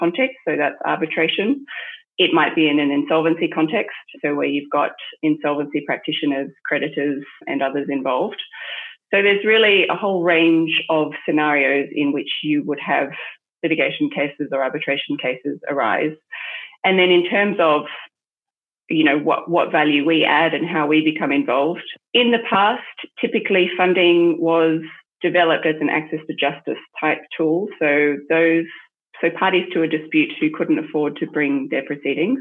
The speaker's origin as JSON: {"language": "English", "country": "Australia", "also_born_or_lived": "Hong Kong / France / United Kingdom", "moved": "as an adult", "lives_now": "Singapore", "said": "I'm Australian initially, and that's where I got my initial qualification."}